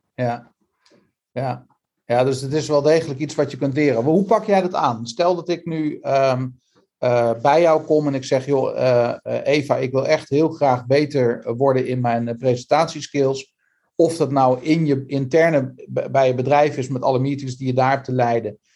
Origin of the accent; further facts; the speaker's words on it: Netherlands; ons als Hollanders